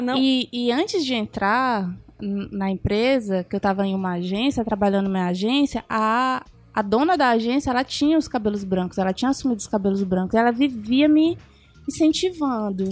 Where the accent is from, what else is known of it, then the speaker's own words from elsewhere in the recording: São Luís, Maranhão, Brazil; moved away as an adult; now in Fortaleza, Brazil; eu sou do Maranhão, né, que eu vim de São Luís